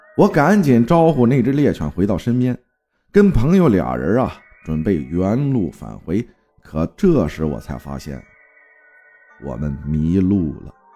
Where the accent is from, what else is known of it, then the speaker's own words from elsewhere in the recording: Hangzhou, Zhejiang, China; 我生活在江南水乡美丽的杭州萧山，土生土长的城里人